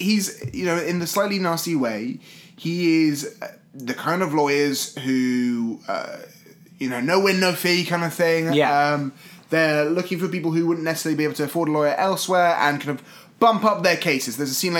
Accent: United Kingdom; as a British person, I'm almost 100% sure I can say our two established notions of Philadelphia

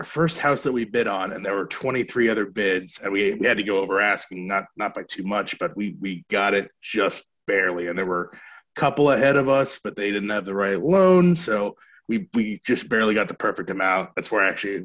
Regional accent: Maine, United States; moved away; I grew up in Maine, so we're doing it in my family's backyard.

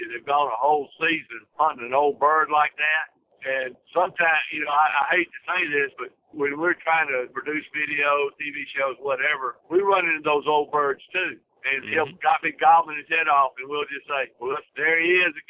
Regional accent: Mississippi, United States; we're from Mississippi.

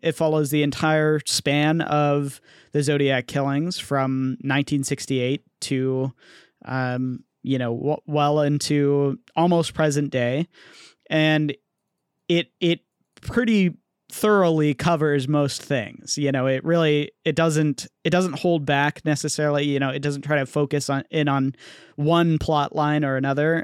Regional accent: Bay Area, California, United States; growing up in the Bay Area

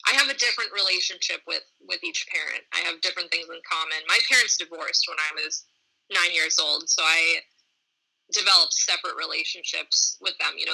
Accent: Boston, Massachusetts, United States; so I grew up in Boston, Massachusetts.

